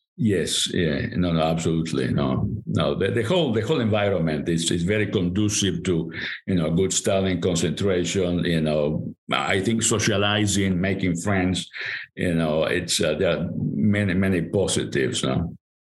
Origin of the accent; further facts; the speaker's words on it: Montevideo, Uruguay; first language Spanish; English is a second language; moved away; I was born in Montevideo, Uruguay. I grew up in Montevideo, Uruguay